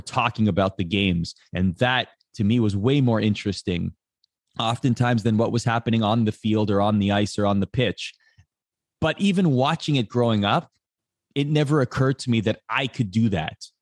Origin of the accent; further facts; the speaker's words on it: just outside of Toronto, Ontario, Canada; we grew up just outside of Toronto